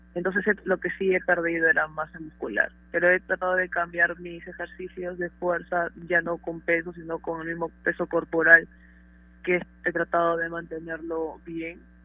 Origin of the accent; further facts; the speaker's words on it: Peru; como peruanos que somos fuertes, guerreros